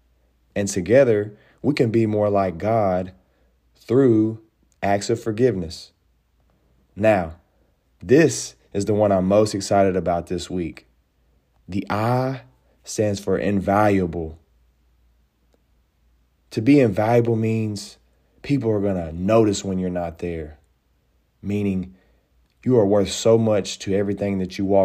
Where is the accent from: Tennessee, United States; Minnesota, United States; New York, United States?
Tennessee, United States; Nashville; I am from Nashville, Tennessee